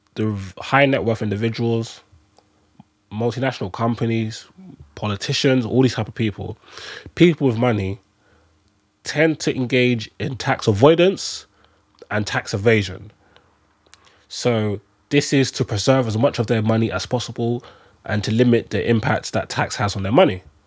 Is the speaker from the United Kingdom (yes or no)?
yes; London, United Kingdom; I'm, I'm a Londoner